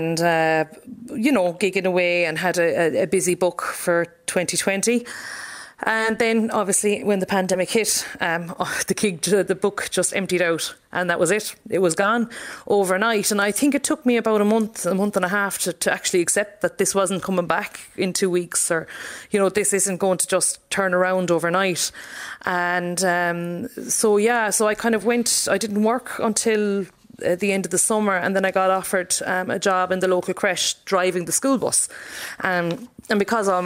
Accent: Castleconnell, Munster, Ireland; moved away as an adult; now in Ballina, Ireland; it was a very quiet village to grow up

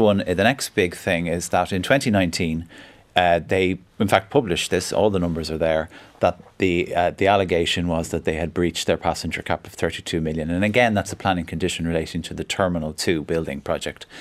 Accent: Fingal, County Dublin, Ireland; I'm from Fingal, I represent Dublin Airport

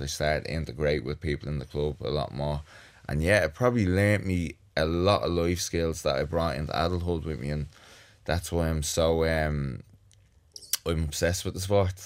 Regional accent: Dublin, Leinster, Ireland; I grew up in the North Strand, had a great childhood.

